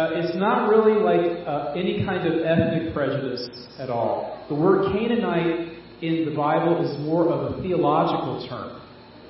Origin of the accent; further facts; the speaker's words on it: Fayetteville, North Carolina, United States; I'm from Fayetteville